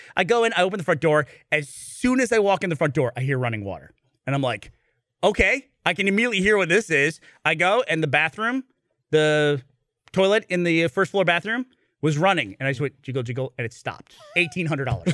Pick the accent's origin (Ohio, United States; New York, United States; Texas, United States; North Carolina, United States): New York, United States; upstate; now in Austin, United States; when I was growing up in New England in upstate New York